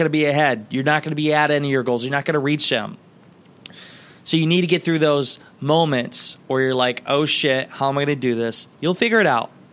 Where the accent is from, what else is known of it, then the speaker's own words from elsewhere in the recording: Garnavillo, Iowa, United States; my hometown of Garnerville, Iowa